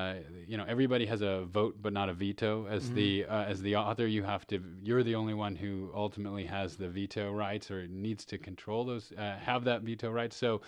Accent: New York City, New York, United States; When I was growing up in New York City, I grew up in Manhattan

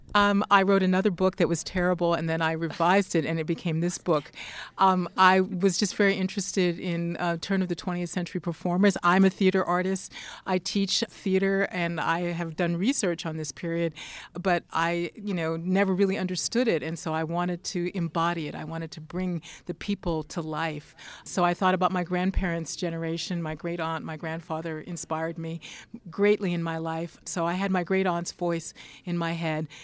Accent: Pittsburgh, Pennsylvania, United States; now in Massachusetts, United States; I grew up in Pittsburgh, Pennsylvania, and I live in Massachusetts.

